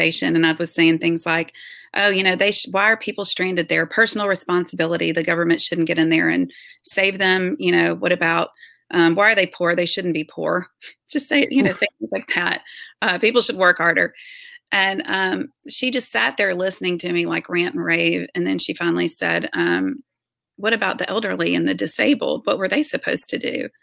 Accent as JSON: {"language": "English", "region": "Tennessee", "country": "United States", "tie": "born or raised there", "moved": "yes", "lives_now": "Birmingham, United States", "said": "I was born and raised Republican in Tennessee, very conservative, family"}